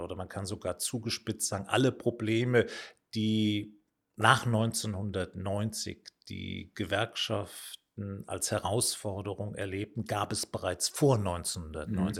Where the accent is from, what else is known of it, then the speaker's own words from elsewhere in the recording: Mayen, Rhineland-Palatinate, Germany; bin in Main in der Eifel geboren. Das ist unweit von Bonn, aber auch nicht so ganz weit von der luxemburgisch-belgischen Grenze entfernt.